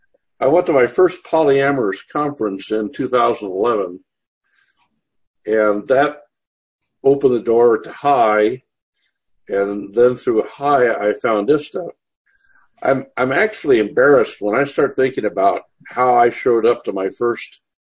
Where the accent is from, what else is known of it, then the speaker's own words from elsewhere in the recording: Corpus Christi, Texas, United States; born there; I was born on Naval Air Station Corpus Christi. My dad was a career naval officer.